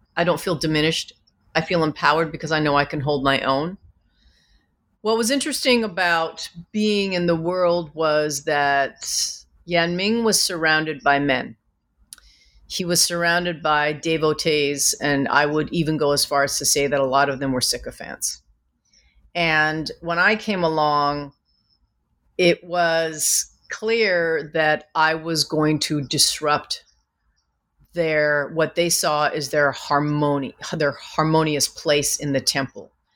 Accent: Vancouver, British Columbia, Canada; moved away; growing up in Vancouver, I was a yellow girl in a white world who wanted to be white

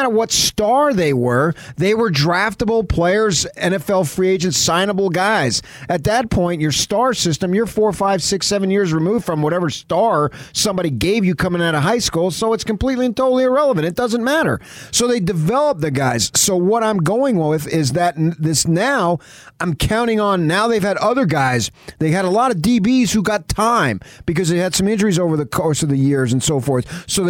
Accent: Jonesboro, Arkansas, United States; Although we're brothers from Jonesboro, Arkansas.

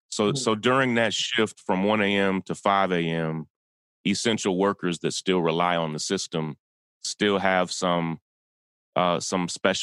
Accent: Kentucky, United States; Yeah, I grew up in a town in Kentucky, and we had a United Methodist Children's Home there

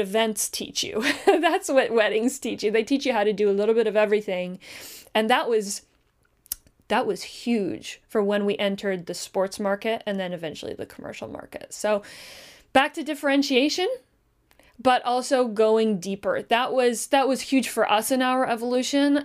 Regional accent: Canada; We're Canadian

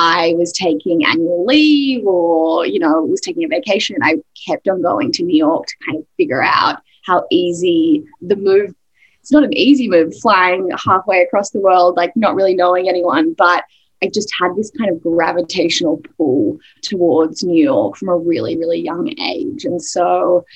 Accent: Sydney, New South Wales, Australia; moved away as an adult; now in United States; I am Australian originally. I've been in the US for 8 years and still, you know, really holding on to my accent, but grew up in Sydney

